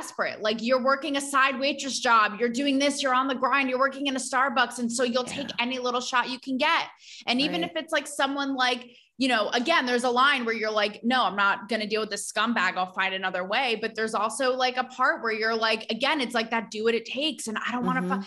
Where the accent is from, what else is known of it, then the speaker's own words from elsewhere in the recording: tri-state area, United States; Born and Bred in the Tri-State